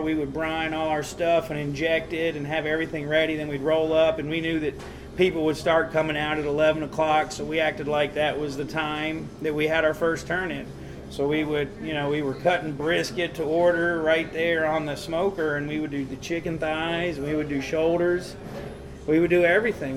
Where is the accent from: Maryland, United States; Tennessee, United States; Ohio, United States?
Tennessee, United States; Nashville; moved away as an adult; also born or lived in Newark, New Jersey / Smithville, Tennessee; now in Chicago, United States; I lived there till I was like three or four and my mom moved us to Nashville. Okay. So uh, I grew up in Nashville, and I always just say I'm from the South